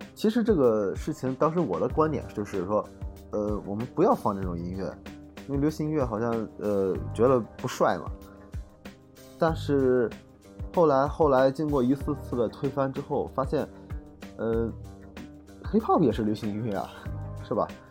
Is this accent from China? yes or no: yes; Shandong, China; 我是山东人